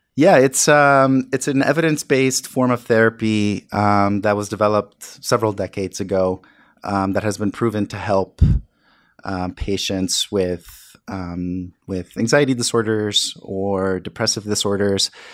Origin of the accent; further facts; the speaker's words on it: New York City, New York, United States; growing up in the South Bronx